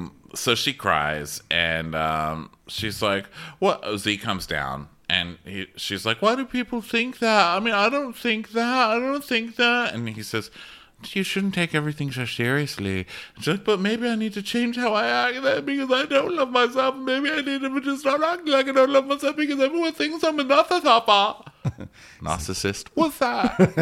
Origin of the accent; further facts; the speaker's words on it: the South, United States; No, please, I'm from the South.